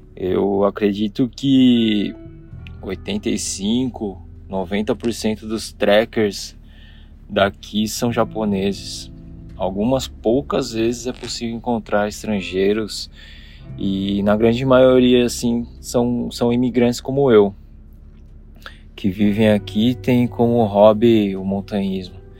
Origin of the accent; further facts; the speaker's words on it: Jundiaí, São Paulo, Brazil; moved away as an adult; now in Japan; eu nasci e cresci aí no Brasil, na minha querida terrinha Jundiaí